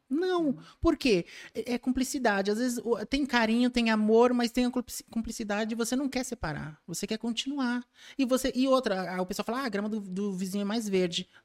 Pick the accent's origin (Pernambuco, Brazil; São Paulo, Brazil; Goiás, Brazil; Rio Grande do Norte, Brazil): São Paulo, Brazil; Eu sou, nasci em São Paulo, nasci